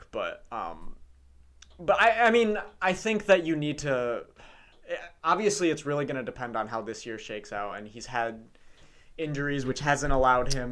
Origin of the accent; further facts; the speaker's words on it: Mount Pleasant, Michigan, United States; we're all from Mount Pleasant